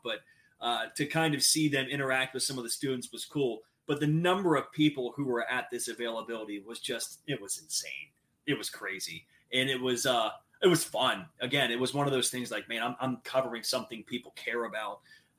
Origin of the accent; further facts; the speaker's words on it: Cincinnati, Ohio, United States; I'm from Cincinnati, grew up a Bengals fan.